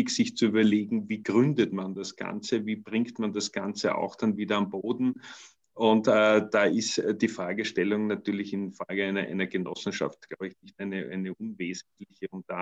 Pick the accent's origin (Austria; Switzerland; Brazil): Austria; darf ich das mal so als Österreicher sagen, charmant